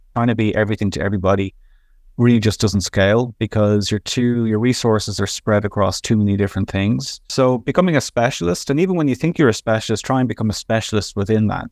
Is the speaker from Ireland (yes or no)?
yes; Dublin, Leinster, Ireland; now in Montreal, Canada; I'm originally from Dublin, Ireland, um, work in Montreal, Canada.